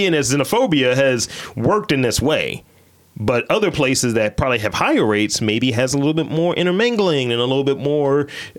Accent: Baltimore, Maryland, United States; accent: Baltimorean; I'm from Baltimore. Because usually people accuse me of not being from here.

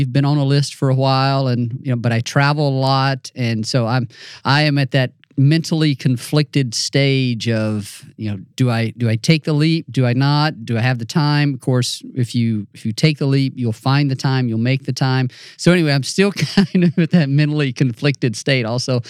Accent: Mississippi, United States; And I grew up in North Central Mississippi, and that's a similar type of deal for me.

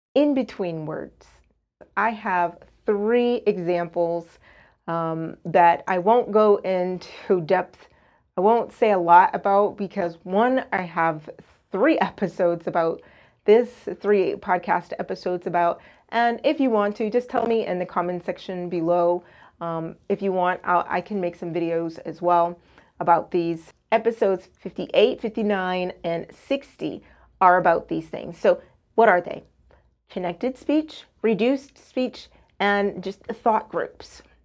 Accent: United States; first language English; I'm a native speaker of English. I'm from the United States

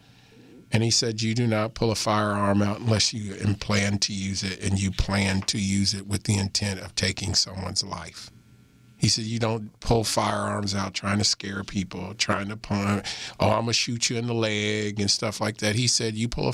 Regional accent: Missouri, United States; moved away; When I was growing up in Missouri

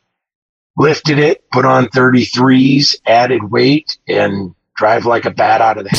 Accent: South Dakota, United States; moved away; Tonight I'm in South Dakota, back home for Christmas.

